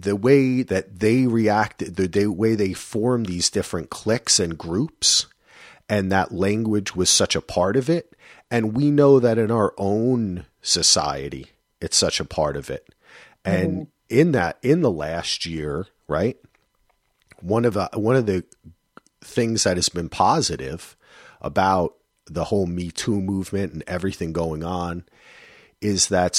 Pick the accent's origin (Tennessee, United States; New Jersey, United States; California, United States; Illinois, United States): New Jersey, United States; I forgot the ra. I'm from Jersey.